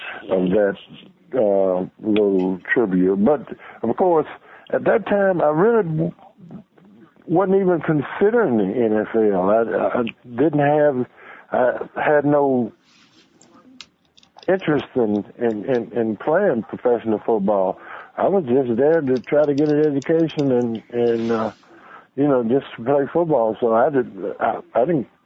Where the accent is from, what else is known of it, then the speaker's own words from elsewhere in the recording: Memphis, Tennessee, United States; being from Memphis